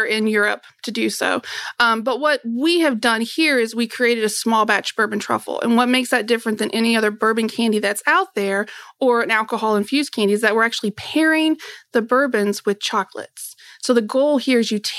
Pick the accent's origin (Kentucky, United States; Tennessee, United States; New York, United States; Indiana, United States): Kentucky, United States; I was born and raised here in Kentucky